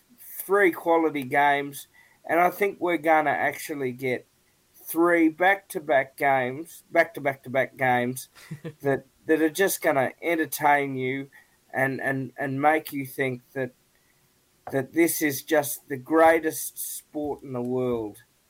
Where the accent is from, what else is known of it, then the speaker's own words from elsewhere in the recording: Australia; as an Australian